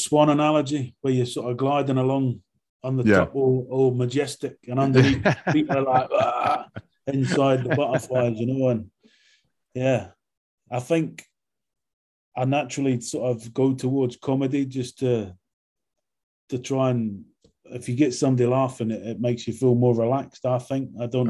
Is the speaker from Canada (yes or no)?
no; London, United Kingdom; accent: London; also born or lived in Scotland; I grew up in London in my sort of teen years, so I went to school in London.